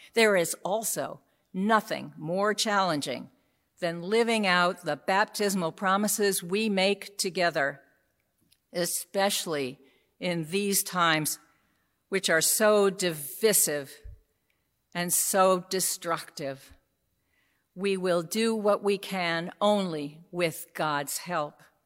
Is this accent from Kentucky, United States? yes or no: no; New York City, New York, United States; I grew up in New York City